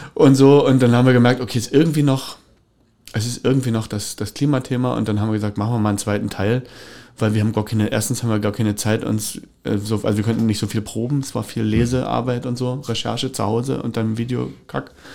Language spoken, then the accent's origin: German; Cottbus, Brandenburg, Germany; bin ich aufgewachsen in der Tower Straße